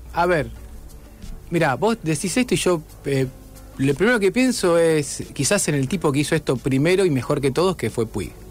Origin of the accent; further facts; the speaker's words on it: Rosario, Santa Fe, Argentina; also born or lived in Noetinger, Córdoba; volví acá y me crié en Rosario